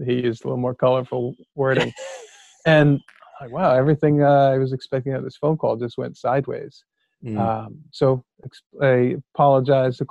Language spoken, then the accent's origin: English; United States; also born or lived in Bethlehem, Pennsylvania; I grew up right outside New York City